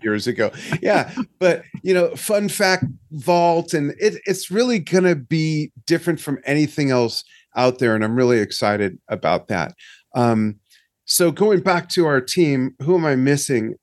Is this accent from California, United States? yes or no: yes; Los Angeles, California, United States; moved away; I'm from Los Angeles. I grew up a SoCal boy